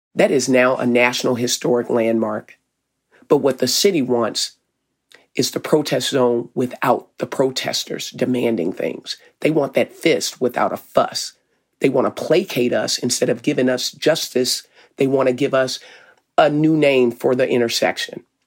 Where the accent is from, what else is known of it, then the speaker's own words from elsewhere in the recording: Arkansas, United States; moved away as an adult; now in Minneapolis, United States; I'm from Arkansas